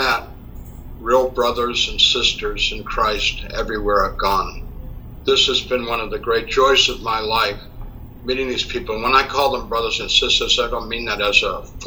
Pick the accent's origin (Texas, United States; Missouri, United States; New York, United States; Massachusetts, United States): Massachusetts, United States; a suburb of Boston; moved away as an adult; also born or lived in San Francisco Bay Area / Roswell, New Mexico; now in Fort Thomas, United States; I grew up in Massachusetts in a suburb of Boston.